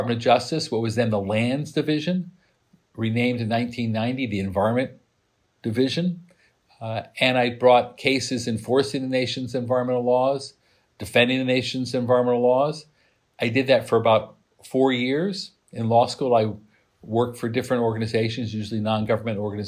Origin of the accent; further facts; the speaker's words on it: Midwest, United States; moved away; I grew up in the Midwest. I saw the beauty of farms, and I smelled manure from my house